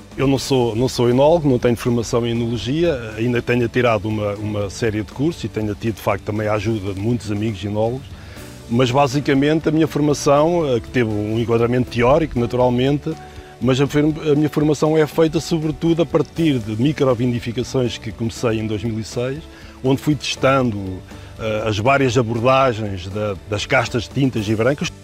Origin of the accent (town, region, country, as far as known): Penela, Coimbra District, Portugal; born or raised there